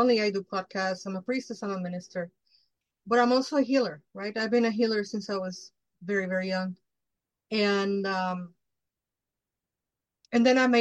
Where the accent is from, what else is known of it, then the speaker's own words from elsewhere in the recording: Mexico; moved away; So I grew up in Mexico. I'm Mexican from Mexico. I grew up in Mexico.